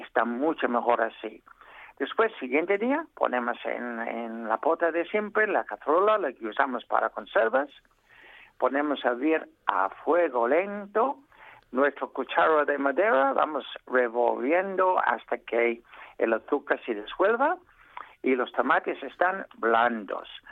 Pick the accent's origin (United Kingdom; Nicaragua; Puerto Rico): United Kingdom; England; Spanish is a second language; now in Spain; soy inglés